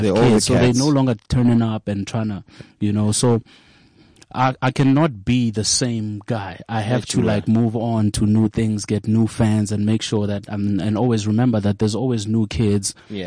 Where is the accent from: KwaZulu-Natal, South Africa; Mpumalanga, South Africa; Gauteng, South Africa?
Mpumalanga, South Africa; Kriel; moved away as an adult; now in Johannesburg, South Africa; I'm from Kraskop.